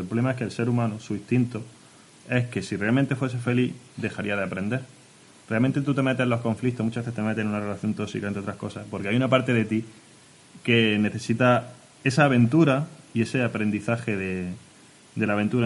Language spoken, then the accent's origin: Spanish; Orce, Andalusia, Spain; Vengo de Orce